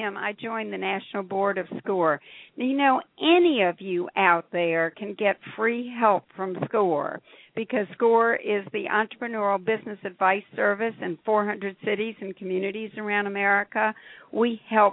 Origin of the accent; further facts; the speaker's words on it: Atlanta, Georgia, United States; I grew up in Atlanta, Georgia during the Civil Rights Movement